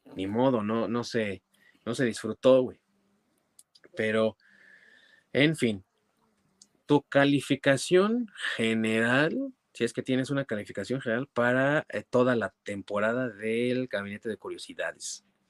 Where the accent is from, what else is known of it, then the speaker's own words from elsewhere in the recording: Mexico; como buenos mexicanos obviamente vemos televisión en nuestro idioma